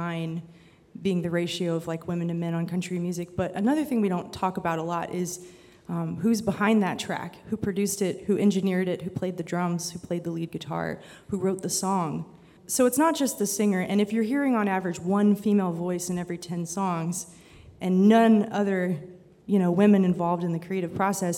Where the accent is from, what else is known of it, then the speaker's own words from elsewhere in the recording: Lookout Mountain, Alabama, United States; now in Austin, United States; I grew up on a mountain called Lookout Mountain. It's actually in three states. It's in Georgia and Tennessee and Alabama. And I'm from the Alabama side